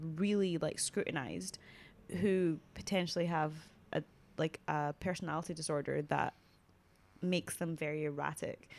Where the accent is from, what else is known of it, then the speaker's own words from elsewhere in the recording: Scotland, United Kingdom; even us as like Scottish people, even me as a Scottish black woman